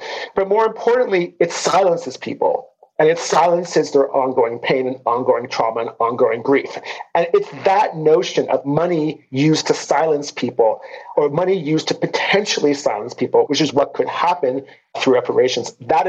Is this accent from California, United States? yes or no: yes; San Francisco, California, United States; I'm a California native. I was born and raised in San Francisco